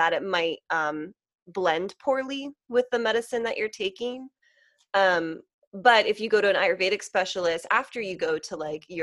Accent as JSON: {"language": "English", "town": "Lancaster", "region": "Pennsylvania", "country": "United States", "tie": "born or raised there", "moved": "as an adult", "lives_now": "Philadelphia, United States", "said": "I grew up like near Lancaster in like the country, and it was a lovely upbringing"}